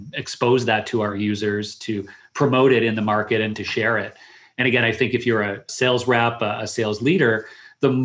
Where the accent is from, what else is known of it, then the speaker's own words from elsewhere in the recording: Canada; also born or lived in Waterloo, Ontario; I am Canadian